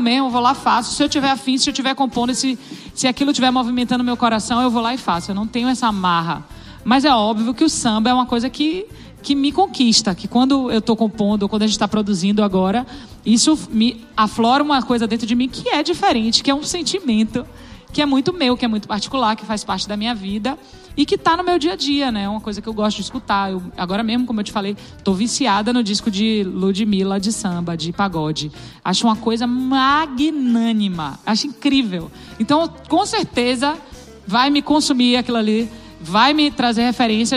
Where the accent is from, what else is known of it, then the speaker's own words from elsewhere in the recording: Salvador, Bahia, Brazil; eu tenho uma influência que é da minha terra, é de Salvador